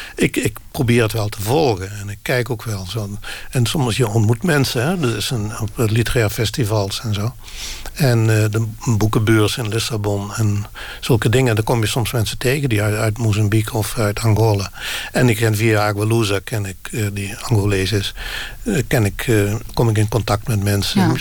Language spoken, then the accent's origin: Dutch; Limburg, Netherlands; first language Limburgish dialect; Dutch is a second language; ik ben Limburger